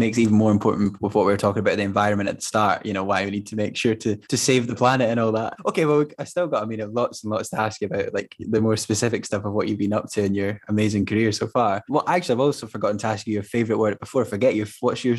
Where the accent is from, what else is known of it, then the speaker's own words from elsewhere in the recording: Glenrothes, Scotland, United Kingdom; I grew up in Glenrothes, which we were quite lucky. Although it was an industrialish town, there was a lot of green space and like a lot of like places to go and sort of be outside.